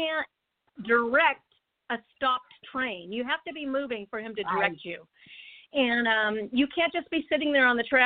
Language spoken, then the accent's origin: English; United States; as an American